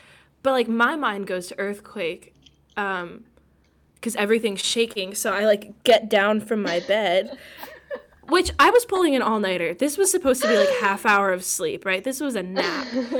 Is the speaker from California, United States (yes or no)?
yes; California, United States; And, like, granted, we're from California.